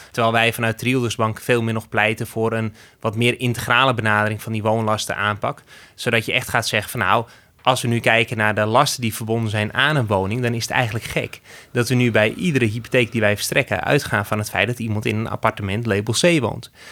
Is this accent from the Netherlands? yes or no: yes; Netherlands; we als Nederlanders